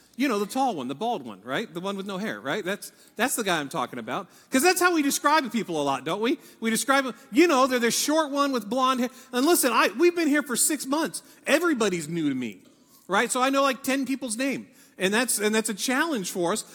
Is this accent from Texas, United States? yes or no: no; Ohio, United States; I'm from Ohio.